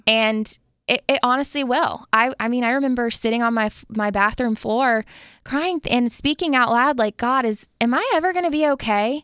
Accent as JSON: {"language": "English", "town": "Jacksonville", "region": "Florida", "country": "United States", "tie": "born or raised there", "also_born_or_lived": "Tallahassee, Florida", "moved": "as an adult", "lives_now": "Nashville, United States", "said": "I am from Jacksonville, Florida, was born and raised there, my family, they still live there"}